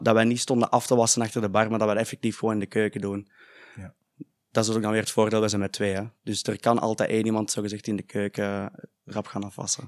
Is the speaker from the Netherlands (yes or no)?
no; Heist-op-den-Berg, Flanders, Belgium; wij zijn allebei van IJssel den Berg